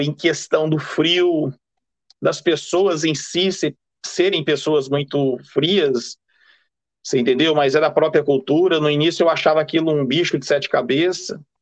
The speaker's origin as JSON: {"language": "Portuguese", "country": "Brazil", "moved": "yes", "lives_now": "England, United Kingdom", "said": "eu sou brasileiro, sou casado, vivo aqui na Inglaterra há muitos e muitos anos"}